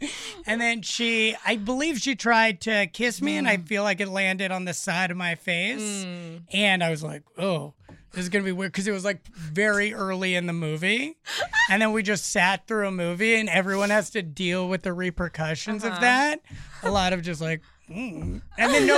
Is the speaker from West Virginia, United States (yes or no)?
no; Los Angeles, California, United States; I grew up in Los Angeles.